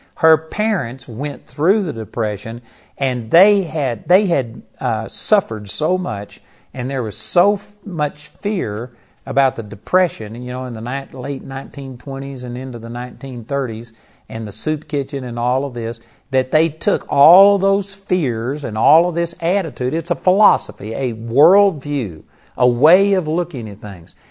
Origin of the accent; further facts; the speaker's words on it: Texas, United States; In Texas, we just grew up talk